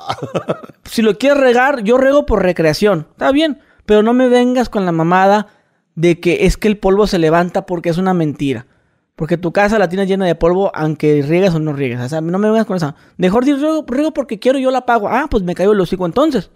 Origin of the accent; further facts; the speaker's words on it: northern Mexico border, Mexico; yo que soy de frontera